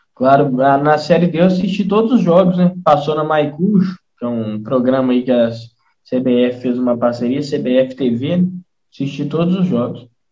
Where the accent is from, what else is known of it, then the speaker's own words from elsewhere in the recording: Nova Lima, Minas Gerais, Brazil; also born or lived in Brumadinho; eu sou de Brumadinho, sou natural de Brumadinho, vim para Nova Lima com três anos de idade e aqui estou até hoje